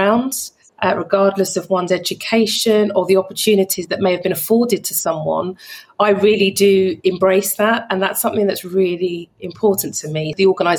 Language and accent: English; London, United Kingdom; I grew up in North London.